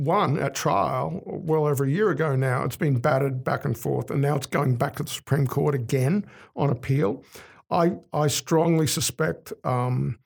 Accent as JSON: {"language": "English", "country": "Australia", "also_born_or_lived": "United States", "said": "as an Australian political scientist in the United States for as long as I was in the United States"}